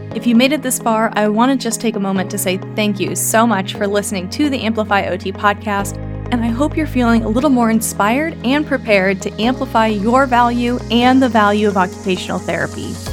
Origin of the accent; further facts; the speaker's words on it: Missouri, United States; the state of Missouri, which is my hometown